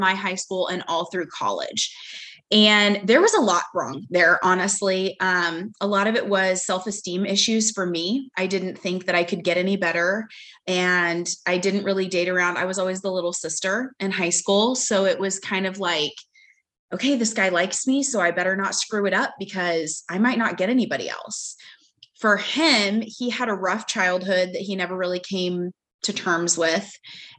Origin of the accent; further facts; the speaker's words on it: Kansas, United States; also born or lived in Dallas, Texas; now in Houston, United States; I am originally from Kansas, and we now live in Houston because that is where my husband is based